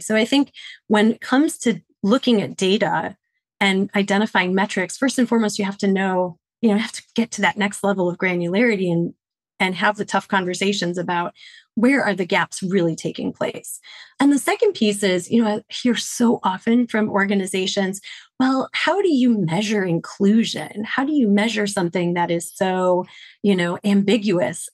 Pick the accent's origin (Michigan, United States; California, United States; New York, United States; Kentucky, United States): Michigan, United States; Detroit; now in Washington, D.C., United States; born and bred in Detroit, Michigan